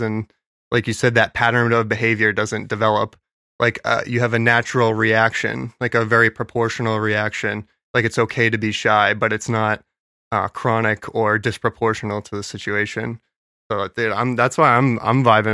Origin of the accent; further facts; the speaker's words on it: New Hampshire, United States; we're from New Hampshire